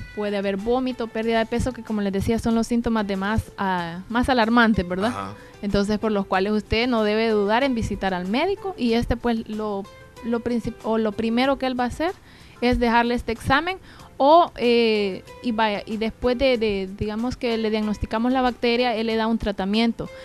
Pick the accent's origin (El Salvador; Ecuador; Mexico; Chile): El Salvador; como buenos salvadoreños